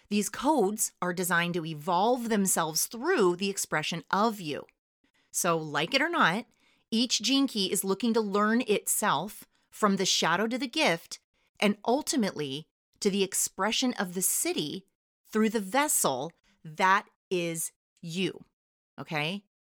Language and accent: English; California, United States; I'm from California